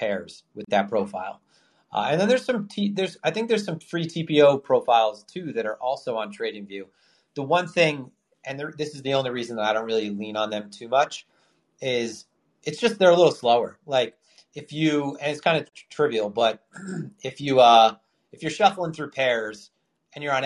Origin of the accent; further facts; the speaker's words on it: New York, United States; I'm from New York